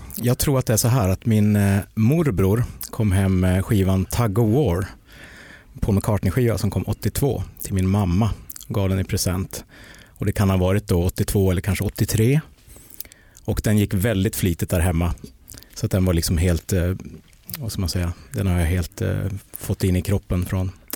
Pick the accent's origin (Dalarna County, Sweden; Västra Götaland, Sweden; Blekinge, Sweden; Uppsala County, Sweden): Dalarna County, Sweden; Mora; Jag kommer från Dalarna